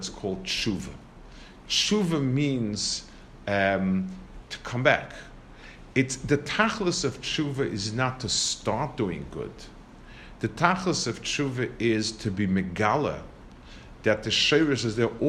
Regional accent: New York City, New York, United States; I grew up in Lower East Side, and the yeshiva was on Henry Street

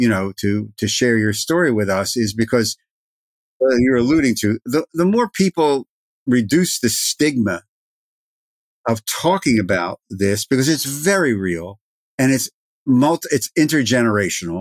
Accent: New Jersey, United States; I'm from New Jersey

